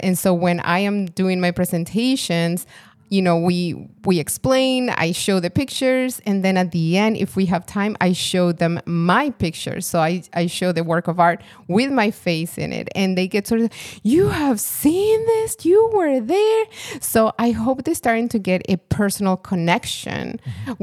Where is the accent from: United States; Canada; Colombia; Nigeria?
Colombia; moved away; I'm from Colombia